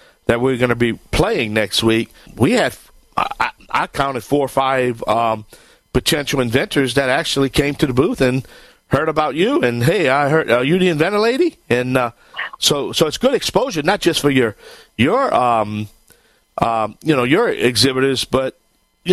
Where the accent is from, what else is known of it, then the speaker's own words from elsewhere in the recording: Bayou Land, Louisiana, United States; I am the Cajun man from the Bayou Land